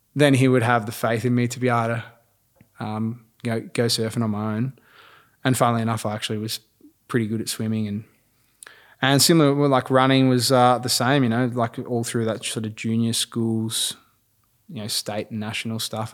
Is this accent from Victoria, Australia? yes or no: yes; Mount Eliza, Victoria, Australia; grew up Mount Eliza, sort of Mornington area